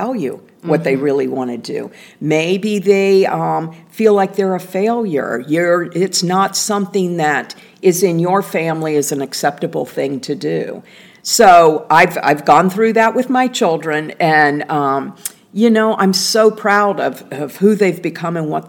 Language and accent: English; Indiana, United States; I was a little girl growing up in Indiana